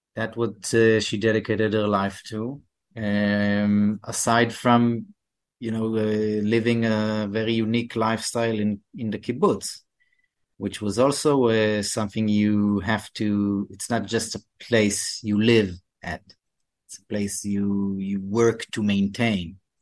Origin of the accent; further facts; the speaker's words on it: Canada; we're Canadian